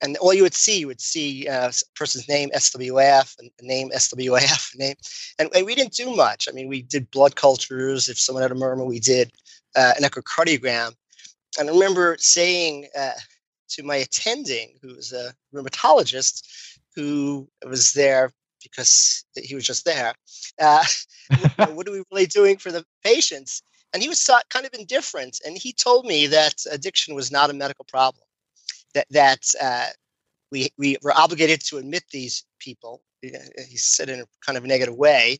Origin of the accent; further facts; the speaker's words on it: New York City, New York, United States; moved away; I'm from Brooklyn, New York